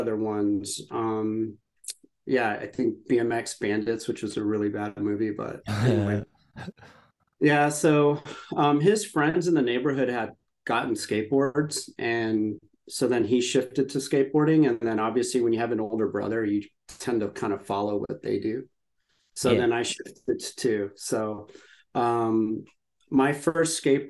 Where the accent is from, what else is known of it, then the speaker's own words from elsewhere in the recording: San Antonio, Texas, United States; I grew up in San Antonio, Texas